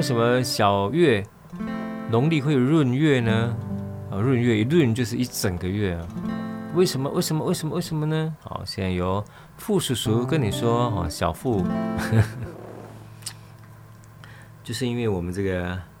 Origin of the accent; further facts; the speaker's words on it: Nanzih, Kaohsiung, Taiwan; also born or lived in Qiaotou, Kaohsiung; 我小时候住在兰子，哦，喇嘛坑，兰仔坑。啊，后来搬到隔壁，隔壁村庄，隔壁村庄桥头，桥头